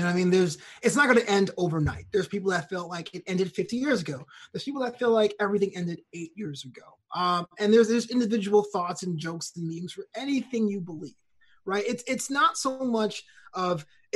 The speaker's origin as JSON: {"language": "English", "town": "New York City", "region": "New York", "country": "United States", "tie": "born or raised there", "said": "I grew up in New York City in Brooklyn with a Caribbean family"}